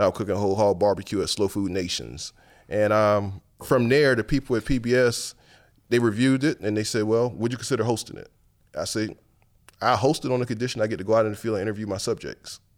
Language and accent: English; Paxville, South Carolina, United States; moved away as an adult; now in New Orleans, United States; I grew up in Paxville, to be exact